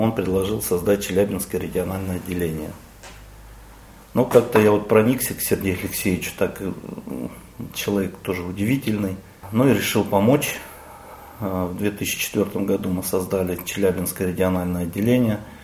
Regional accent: Zlatoust, Chelyabinsk Oblast, Russia; Родился я в Златоусте в 1967 году

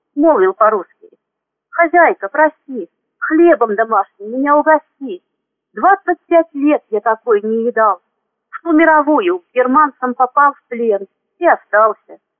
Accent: Bryansk Oblast, Russia; moved away as an adult; also born or lived in Klintsy, Bryansk Oblast / Gomel, Belarus; now in Zmiyovka, Russia; Родилась я в Брянской области в 1961 году.

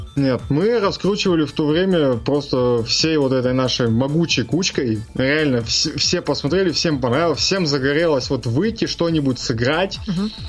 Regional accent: Chelyabinsk, Chelyabinsk Oblast, Russia; я из Челябинска

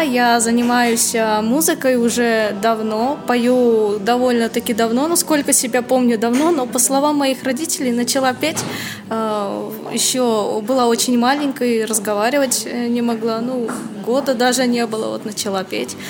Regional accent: Naberezhnye Chelny, Tatarstan, Russia; я из Республики Татарстан, город Набережные Челны

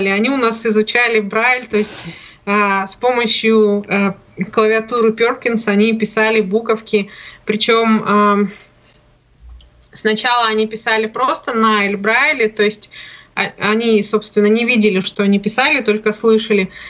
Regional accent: Nizhny Novgorod, Nizhny Novgorod Oblast, Russia; Майя из Казахстана, я из Нижнего

